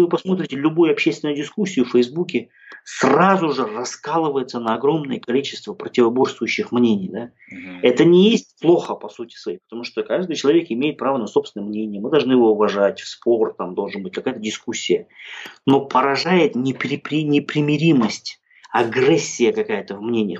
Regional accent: Kazakhstan; also born or lived in Italy; я казах

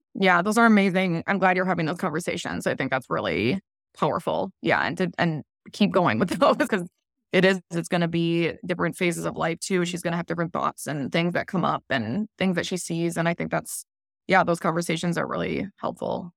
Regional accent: Midwest, United States; now in Southern California, United States; I grew up in the Midwest and now I'm in Southern California

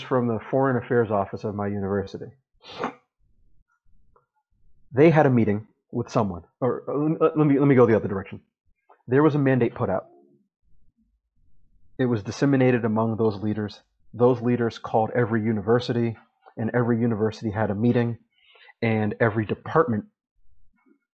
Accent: United States; first language English; moved away; I'm from the U.S.

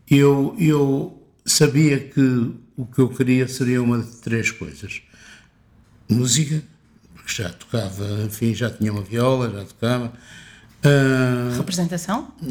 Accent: Porto, Porto District, Portugal; Eu sou do Porto, não é?

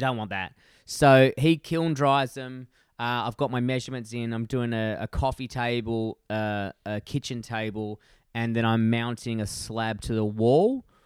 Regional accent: Perth, Western Australia, Australia; my hometown from Perth

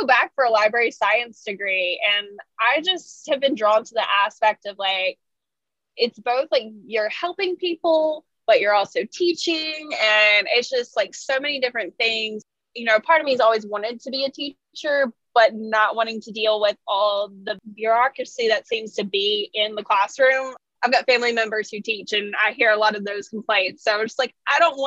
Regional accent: Ridgeland, Mississippi, United States; I grew up in Ridgeland

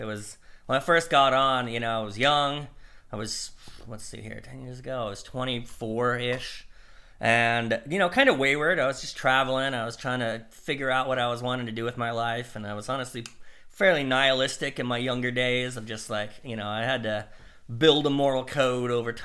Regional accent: Idaho, United States; I was from Idaho

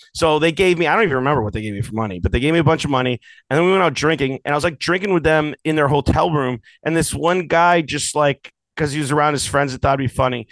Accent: United States; I'm I'm American

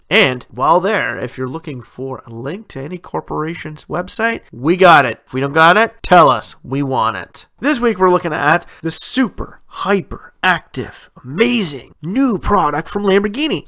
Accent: Ontario, Canada; born or raised there

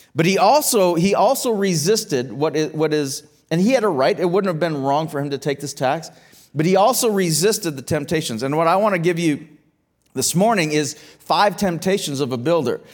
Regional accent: Canada; as a Canadian citizen

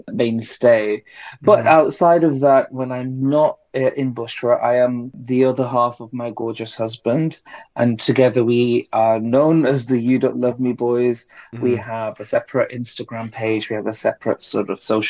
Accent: Bradford, Yorkshire and the Humber, United Kingdom; I was born and raised in a city in the UK called Bradford

